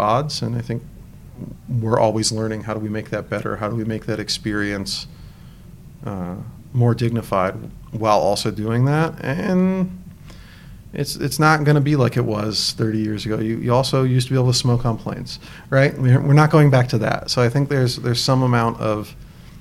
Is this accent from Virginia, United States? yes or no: yes; Northern Virginia, United States; now in San Francisco, United States; I grew up in Northern Virginia